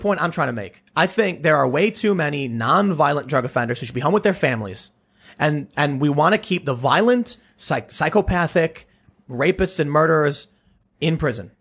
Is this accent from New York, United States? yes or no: no; Chicago, Illinois, United States; born or raised there